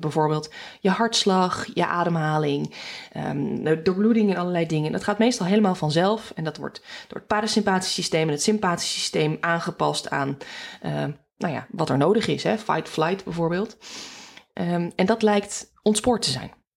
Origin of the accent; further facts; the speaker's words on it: Alkmaar, North Holland, Netherlands; moved away as an adult; also born or lived in Groningen / Amsterdam region / Rotterdam; mijn roots liggen in eh, Noord-Holland, in Alkmaar